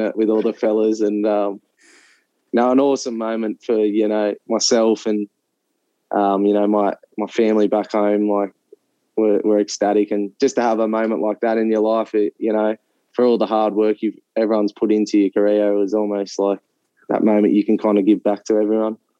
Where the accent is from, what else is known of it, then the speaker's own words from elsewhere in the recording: Central Coast, New South Wales, Australia; I grew up in on the Central Coast, just playing football there for Terrigal United